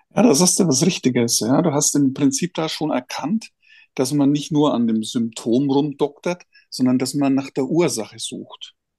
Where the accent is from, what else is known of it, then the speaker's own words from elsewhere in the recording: Germany; wir speziell auch als Deutsche